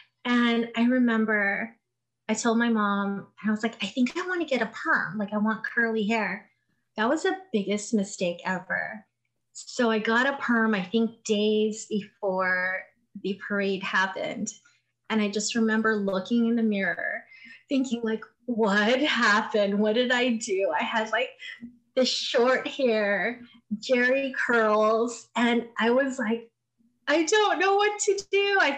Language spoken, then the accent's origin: English; Philippines; being a Filipino and growing up in the Philippines, a lot of people would sleep on floors.